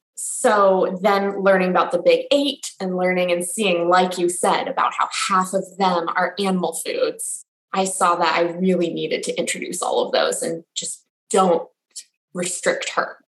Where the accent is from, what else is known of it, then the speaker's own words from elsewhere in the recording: Los Angeles, California, United States; now in Washington, D.C. area, United States; I'm originally from Los Angeles, and my husband and I now live in a suburb just outside of Washington, D.C.